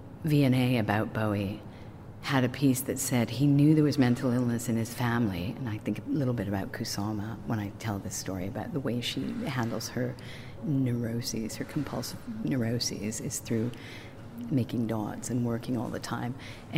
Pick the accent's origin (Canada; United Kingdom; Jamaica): Canada; I could see them as Kate and Pete because I was from Canada at the time.